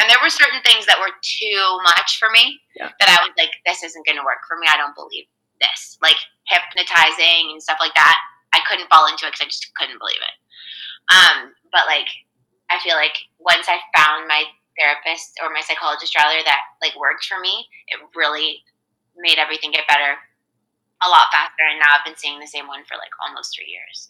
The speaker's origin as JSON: {"language": "English", "town": "Toronto", "region": "Ontario", "country": "Canada", "moved": "yes", "lives_now": "Calgary, Canada", "said": "I'm from Toronto. I, I moved to Calgary"}